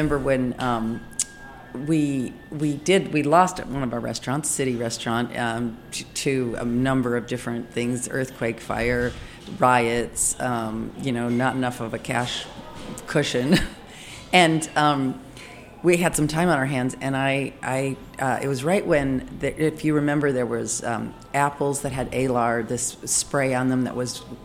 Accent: Michigan, United States; accent: Midwestern; moved away; also born or lived in Chicago / Paris / Los Angeles; I grew up in Michigan, but Chicago is where I went to chef school and got most of my training.

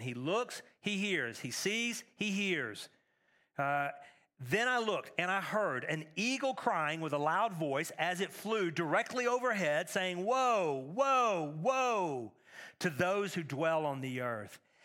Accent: Texas, United States; now in Middle Tennessee, United States; Growing up in Texas

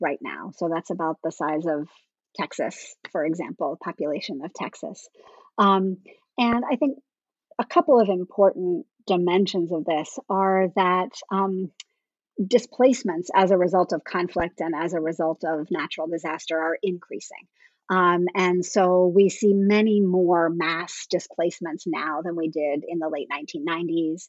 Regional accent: Canada; I grew up in Canada

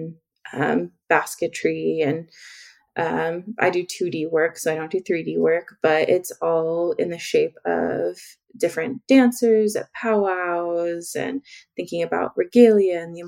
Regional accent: Oklahoma, United States; I come from Oklahoma, all over in many rural city, rural towns all over Oklahoma.

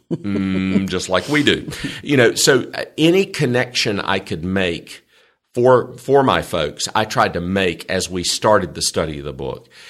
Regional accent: the South, United States; I'm from the South, and Southerners are kind of weird about our people

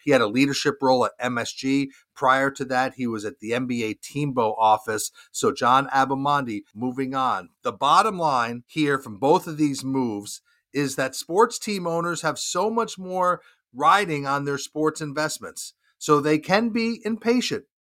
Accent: Charlotte, North Carolina, United States; my hometown of Charlotte, North Carolina

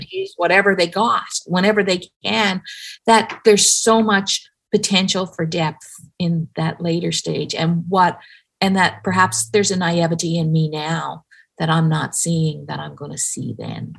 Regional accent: Newfoundland and Labrador, Canada; I grew up in Newfoundland.

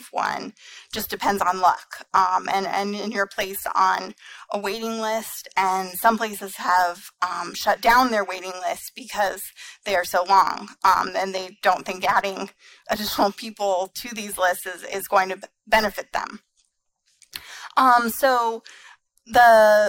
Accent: Colorado, United States; Colorado is my home state

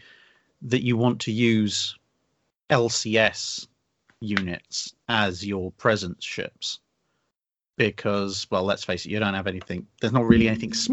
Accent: United Kingdom; we are British

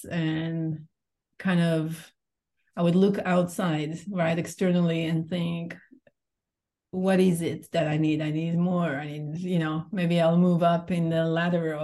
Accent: Israel; moved away as an adult; also born or lived in Portugal; now in Cascais, Portugal; I'm originally from Israel. I've been living in Portugal for 2.5 years now

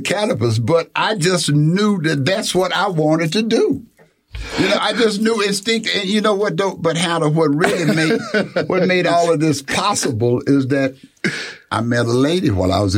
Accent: Atlanta, Texas, United States; moved away as an adult; I grew up in Atlanta, Texas. Went to school in Atlanta, Texas

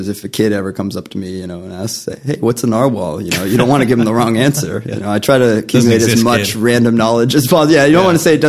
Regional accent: Boston, Massachusetts, United States; moved away as an adult; also born or lived in New York City / Queens; originally I'm born and raised in the Fenway.

